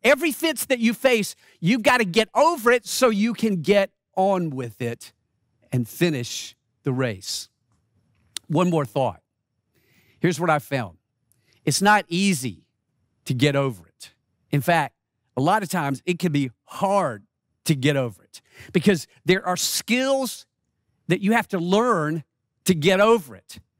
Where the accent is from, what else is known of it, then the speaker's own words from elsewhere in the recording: Rock Hill, South Carolina, United States; moved away; I was in my hometown of Rock Hill, South Carolina